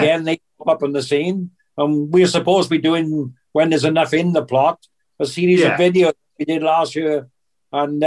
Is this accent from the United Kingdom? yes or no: yes; Wales, United Kingdom; I was born and bred in Wales and still here to this day